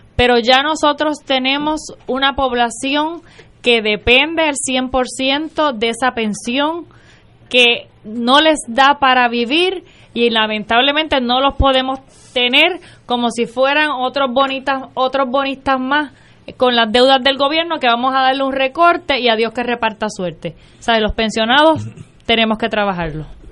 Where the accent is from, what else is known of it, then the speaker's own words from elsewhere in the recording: Camuy, Puerto Rico; yo soy una camullana, nacida y criada en Camuy, Puerto Rico